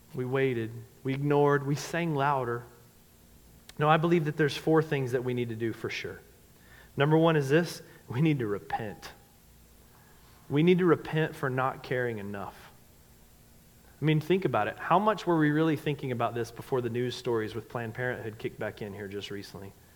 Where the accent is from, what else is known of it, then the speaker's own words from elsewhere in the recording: North Carolina, United States; I'm from the South. I grew up in North Carolina.